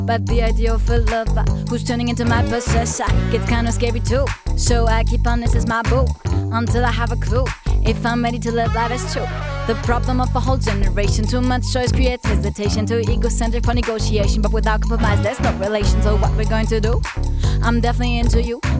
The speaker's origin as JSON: {"language": "French", "town": "Cologne", "region": "North Rhine-Westphalia", "country": "Germany", "also_born_or_lived": "Paris, France / Toulouse, France", "second_language": "French", "moved": "as an adult", "lives_now": "Marseille, France", "said": "je viens de l'Allemagne, de Cologne."}